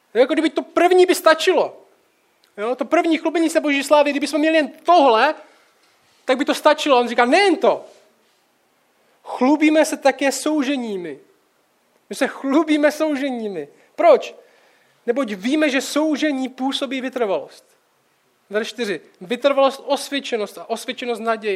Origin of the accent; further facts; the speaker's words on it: Czechia; jako Čech